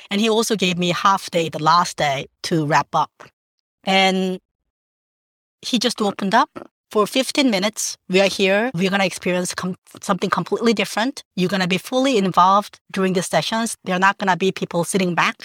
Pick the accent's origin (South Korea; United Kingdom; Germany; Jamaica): South Korea; Jeju; now in New York, United States; I grew up in South Korea, in a little island called Jeju-do